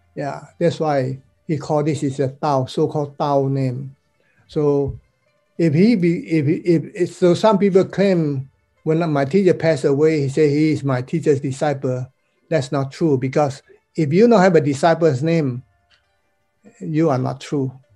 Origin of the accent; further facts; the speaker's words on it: Malaysia; also born or lived in Taiwan; now in United States; I'm considered a so-called overseas Chinese student. I'm from Malaysia